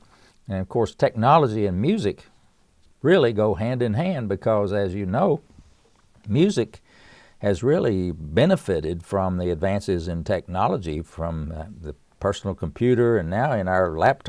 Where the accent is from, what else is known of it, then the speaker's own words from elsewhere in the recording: Erwin, Tennessee, United States; now in Winston-Salem, United States; I live in Winston-Salem, North Carolina. I was born and raised in East Tennessee, a little mountain town in Upper East Tennessee called Irwin, and born in the hills of Tennessee to a family that loved music.